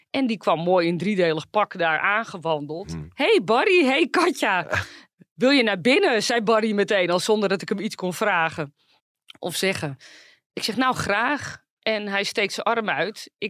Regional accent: Netherlands; En ik kom helemaal uit Nederland.

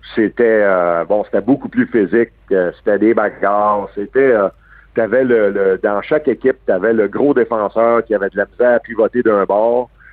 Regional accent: Montreal, Quebec, Canada; je suis né à Verdun un gars de Verdun, c'est à 5e avenue. J'ai grandi avec Max Joannette

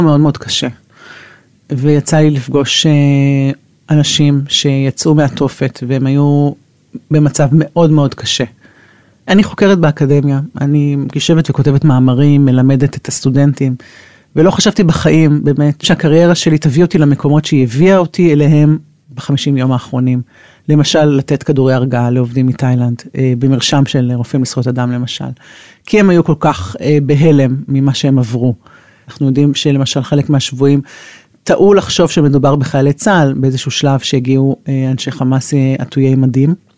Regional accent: Israel; מושבניקית, גדלתי במושב, גדלתי עם אה, תאילנדים מאחורי הבית

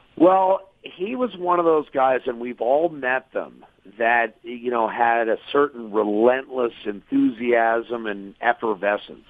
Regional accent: Meadville, Pennsylvania, United States; now in Edmonton, Canada; I'm from Meadville, Pennsylvania

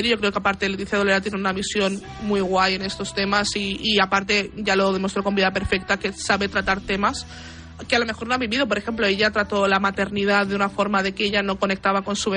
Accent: Buenos Aires, Argentina; en Cabá, que es donde, de donde yo soy, está hay un edificio que se llama La Casa Gran

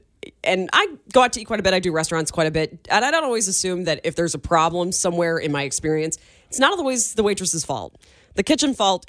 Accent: Northern Illinois, United States; now in Kansas City, United States; I'm from Northern Illinois

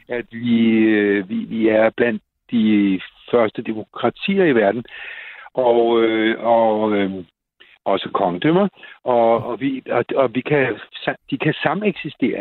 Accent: Copenhagen, Capital Region of Denmark, Denmark; os københavnere

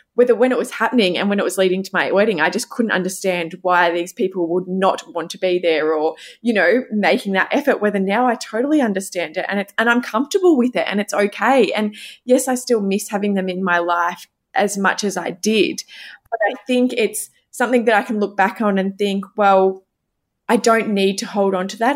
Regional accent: coast outside Melbourne, Victoria, Australia; now in Melbourne, Australia; I grew up outside of Melbourne, I grew up at the coast

